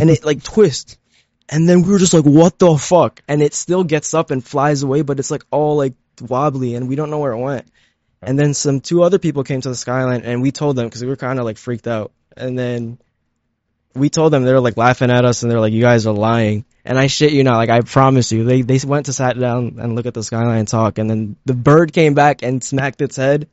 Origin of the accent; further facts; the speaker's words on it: Elizabeth, New Jersey, United States; also born or lived in Philippines; I grew up in Elizabeth